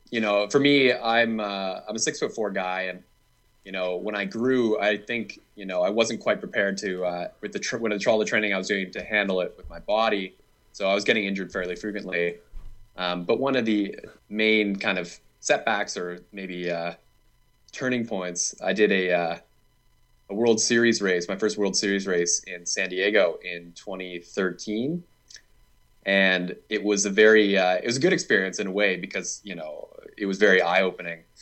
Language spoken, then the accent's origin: English; Vancouver Island, British Columbia, Canada; I'm from Vancouver Island.